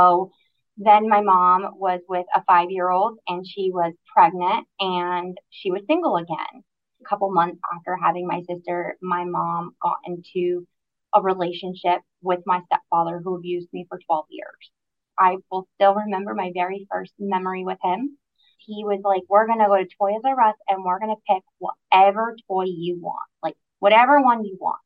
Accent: Aroostook County, Maine, United States; moved away as an adult; now in Southern Maine, United States; I'm originally from Aroostook County. At 18 years old, I graduated high school and moved to Southern Maine

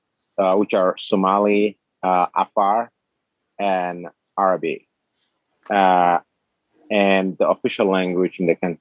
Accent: Djibouti; English is a second language; now in Lewiston, United States; I am from Djibouti, and I was born in a small town in the north, up north Djibouti, which is on Bab el-Mandeb, on the Red Sea, across the Yemen.

